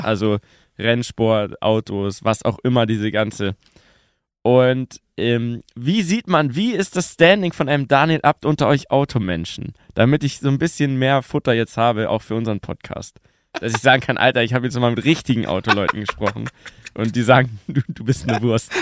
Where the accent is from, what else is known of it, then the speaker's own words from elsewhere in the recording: Munich, Bavaria, Germany; Urbayer, geboren in München